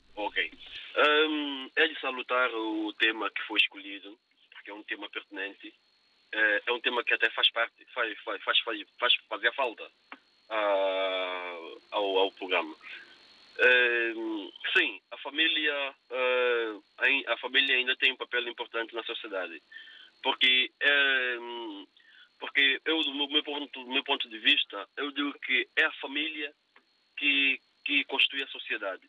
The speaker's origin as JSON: {"language": "Portuguese", "country": "São Tomé & Príncipe", "tie": "born or raised there", "moved": "yes", "said": "Eu olho para o Santo Meio Príncipe, que é o meu país, onde eu nasci, onde eu vou frequentemente"}